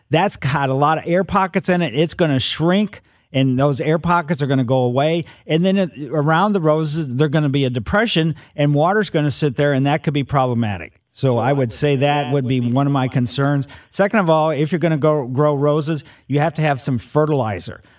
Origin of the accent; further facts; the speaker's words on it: Ellisville, Missouri, United States; I grew up in Ellisville, so I know about the soils in West County